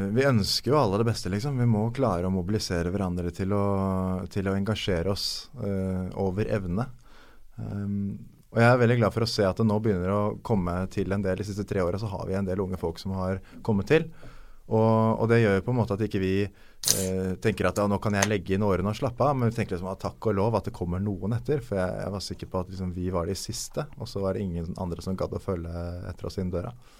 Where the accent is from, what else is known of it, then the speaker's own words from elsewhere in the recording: Norway; Som nordmann